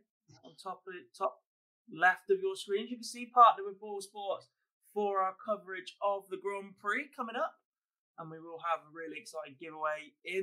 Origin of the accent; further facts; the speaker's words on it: England, United Kingdom; we as English darts fans